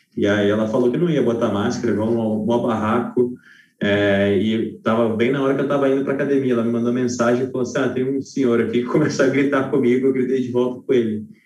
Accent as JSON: {"language": "Portuguese", "region": "Rio de Janeiro", "country": "Brazil", "also_born_or_lived": "São Paulo", "moved": "yes", "lives_now": "interior of São Paulo, Brazil", "said": "Rio de Janeiro, eu sou carioca, eu vou para o Rio, vira e mexe ver a família"}